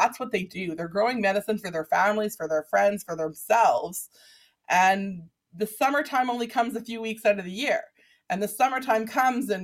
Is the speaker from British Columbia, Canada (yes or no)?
yes; Vancouver, British Columbia, Canada; my own 80s growing up in Vancouver